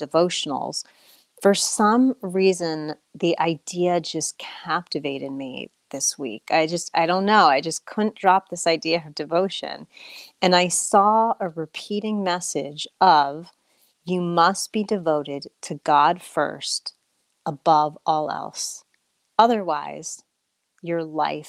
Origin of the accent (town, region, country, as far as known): United States; also born or lived in Australia